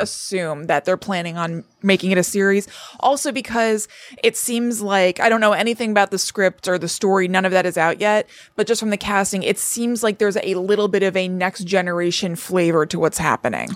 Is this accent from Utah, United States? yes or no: no; Connecticut, United States; growing up in Connecticut